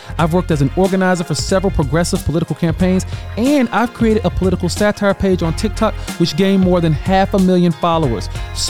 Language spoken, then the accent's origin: English; Alabama, United States; I was born and raised in small town Alabama, where it was one of the most conservative districts in America.